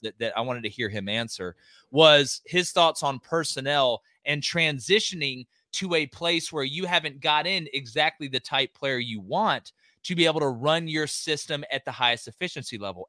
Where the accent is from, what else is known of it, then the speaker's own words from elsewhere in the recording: Auburn, Alabama, United States; I'm from Auburn, Alabama